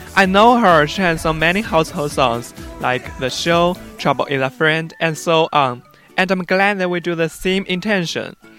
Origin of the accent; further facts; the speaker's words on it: Chengdu, Sichuan, China; I'm from Chengdu